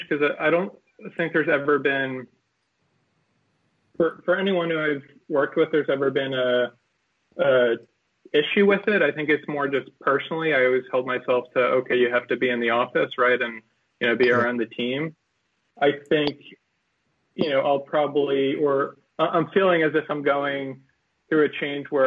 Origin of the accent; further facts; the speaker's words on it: Garden City, New York, United States; live in a town we grew up in Garden City, and commute into the city